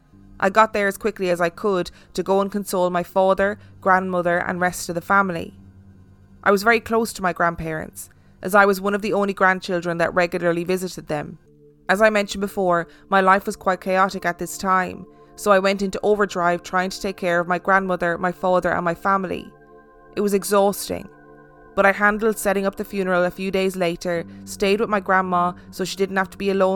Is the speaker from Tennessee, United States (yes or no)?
no; Minnesota, United States; moved away as an adult; I'm now 31 years old and have not had a sleep paralysis episode since leaving my hometown in Minnesota 3.5 years ago.